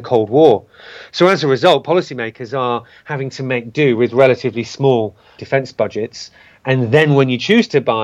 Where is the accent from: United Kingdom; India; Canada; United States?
United Kingdom; a British citizen